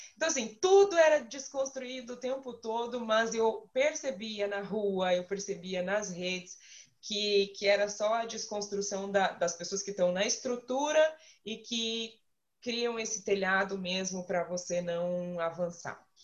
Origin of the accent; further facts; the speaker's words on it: Curitiba, Paraná, Brazil; eu sou daqui, sou curitibano, eu nasci aqui, boa parte da minha vida aqui